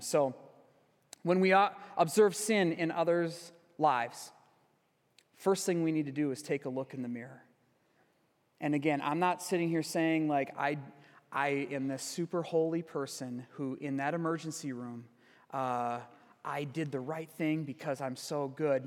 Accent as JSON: {"language": "English", "town": "Sparta", "region": "Wisconsin", "country": "United States", "tie": "born or raised there", "moved": "yes", "said": "my childhood church yesterday, back in my hometown, uh, Sparta, Wisconsin."}